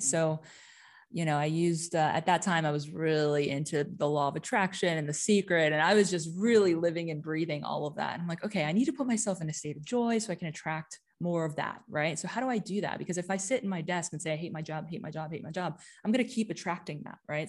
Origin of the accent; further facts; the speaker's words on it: New Jersey, United States; moved away as an adult; also born or lived in New York / Amsterdam; now in Europe; I'm originally from the States. I was, um, born and raised in New Jersey, but spent a majority of my life in New York